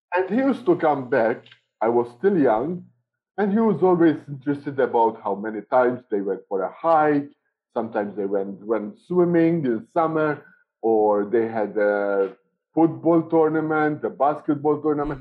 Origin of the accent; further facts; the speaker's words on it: Malta; moved away as an adult; also born or lived in Canada / Pakistan; now in Philippines; I am from Malta.